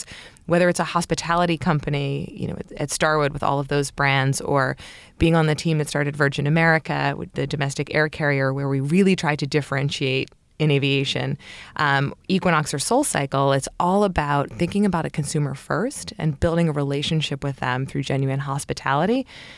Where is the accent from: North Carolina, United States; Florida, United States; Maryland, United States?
Maryland, United States; Baltimore; I grew up in Baltimore, Maryland, and my father started a couple of companies, all based out of Washington, D.C.